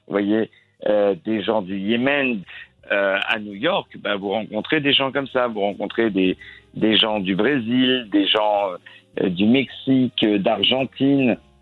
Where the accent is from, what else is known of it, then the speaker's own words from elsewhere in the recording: Chelles, Île-de-France, France; also born or lived in Moroccan ancestry (Fès); Je suis né à une petite ville qui s'appelle Bruxelles-sur-Chantraine, mais j'ai grandi dans une ville qui s'appelle Chelles